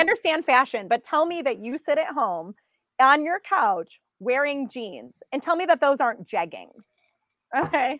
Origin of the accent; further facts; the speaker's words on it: Buffalo, New York, United States; I grew up in Buffalo